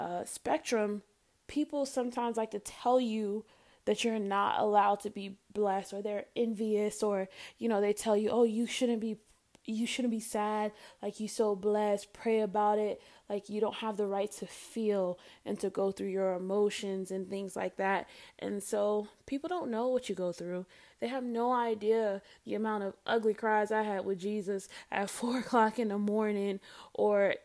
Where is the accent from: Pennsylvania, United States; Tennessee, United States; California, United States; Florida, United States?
Florida, United States; Fort Lauderdale; I'm from Lauderdale